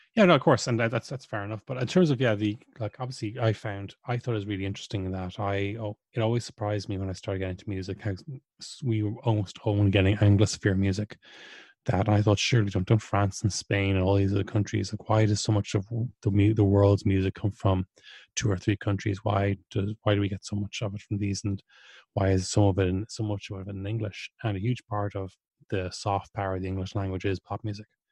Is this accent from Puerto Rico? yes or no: no; Ireland; growing up in Ireland in the, in the eighties and nineties